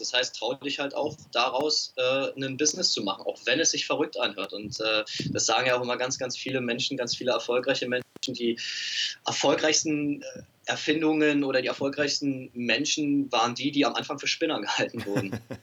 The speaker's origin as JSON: {"language": "German", "region": "Berlin", "country": "Germany", "said": "Ich komme aus Berlin"}